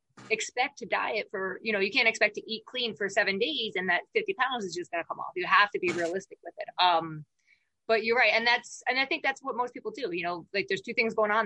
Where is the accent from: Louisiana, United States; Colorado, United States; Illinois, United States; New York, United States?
New York, United States; I'm from New York